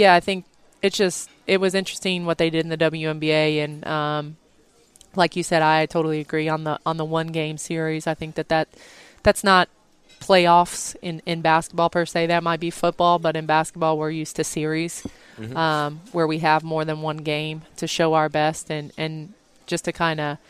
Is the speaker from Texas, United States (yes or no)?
no; Indiana, United States; born or raised there